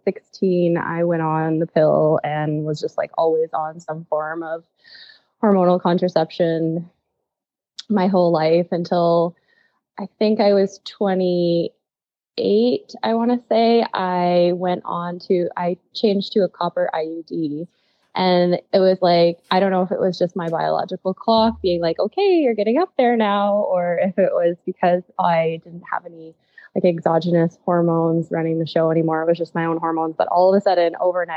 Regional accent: Quebec, Canada; moved away as an adult; now in Saskatoon, Canada; I'm originally from Quebec, and I moved out to Saskatoon, I think 9 years ago now, to study pharmacy.

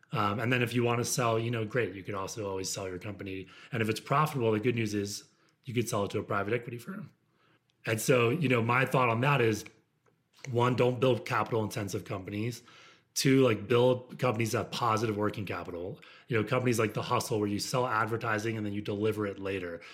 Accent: United States; moved away; also born or lived in Midwest; I grew up outside of Washington, D C

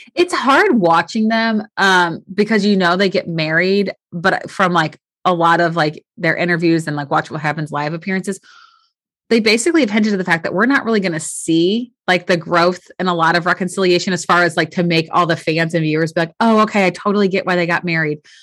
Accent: St. Louis, Missouri, United States; I grew up in St. Louis

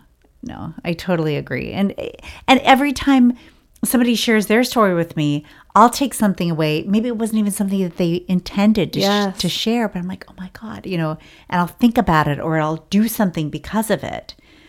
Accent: Ireland; I mean, and I'm Irish, so we are master storytellers.

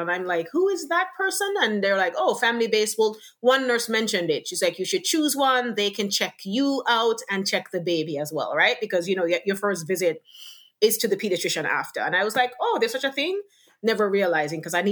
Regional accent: Jamaica; also born or lived in Lower Westchester, New York; now in New York, United States; from the Caribbean, from Jamaica, born and raised, migrated to New York

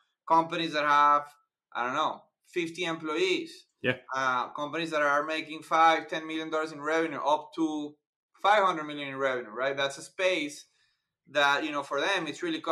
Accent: Venezuela; moved away as an adult; now in Chicago, United States; we're both from Latin America, from Venezuela

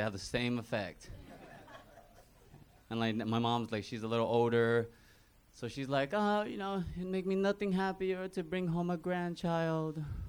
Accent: Texas, United States; Oh, no. I'm from Texas, so I live at her on my own now.

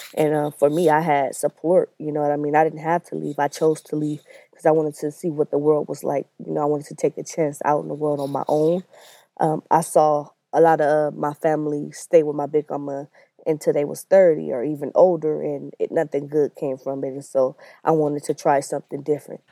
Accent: Los Angeles, California, United States; I grew up in Watts. I lived there all my life, uh, for the most part, till I was about nineteen years old.

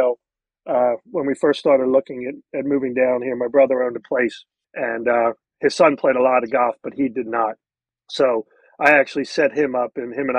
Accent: Philadelphia, Pennsylvania, United States; Growing up in Philadelphia, you know, I wasn't exposed to the private club, you know, lifestyle

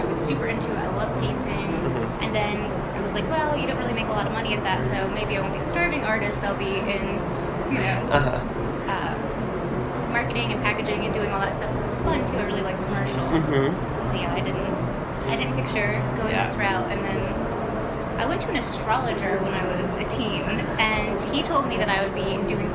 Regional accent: New York, United States; I'm from New York, so I went to art school in the city

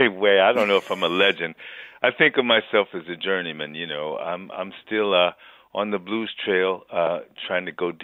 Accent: New York City, New York, United States; moved away as an adult; I'm born and raised in New York City

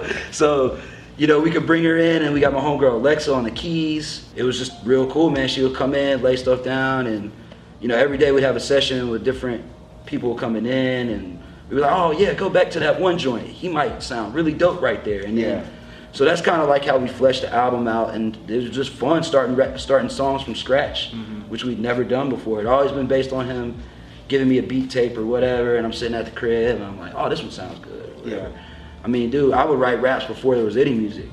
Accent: North Carolina, United States; moved away; I'm from North Carolina originally.

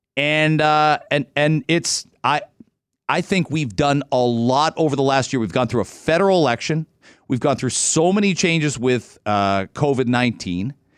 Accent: Ontario, Canada; I'm an Ontario kid

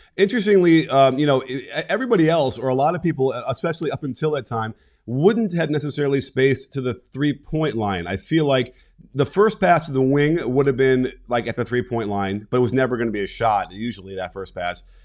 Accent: Chicago, Illinois, United States; I grew up in Chicago

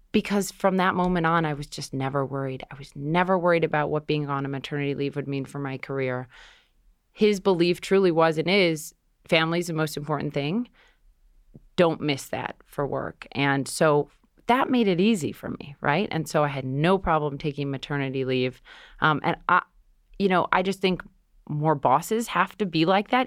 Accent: Minnesota, United States; moved away as an adult; now in New York City, United States; I grew up in Minnesota, went to Columbia University where my dad went here in New York City

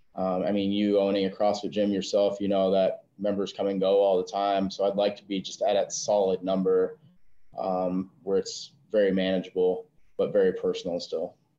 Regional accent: South Dakota, United States; moved away as an adult; I'm originally born and raised in South Dakota.

